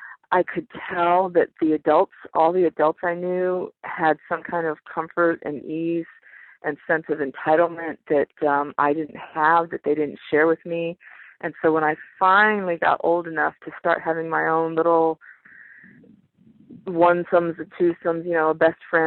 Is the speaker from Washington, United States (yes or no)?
no; Florida, United States; I grew up in Florida. I grew up moving around quite a bit when my dad was a corporate ladder climber and when my folks were still married.